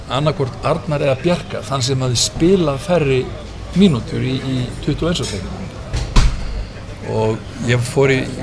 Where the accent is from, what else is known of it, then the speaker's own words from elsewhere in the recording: Iceland; hvaðan ég var og sáðan frá Íslandi